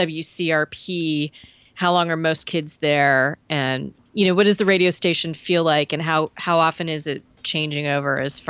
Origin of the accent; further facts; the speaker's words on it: West Coast, United States; I'm from the West Coast